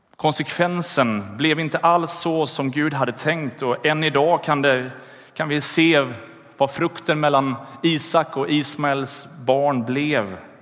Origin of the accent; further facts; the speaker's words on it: Gothenburg, Västra Götaland, Sweden; i Göteborg där jag växte upp